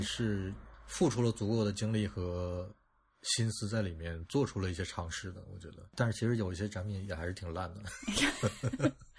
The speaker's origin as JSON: {"language": "Chinese", "country": "China", "said": "我觉得我们中国人就很就很喜欢拿这种东西抖包袱"}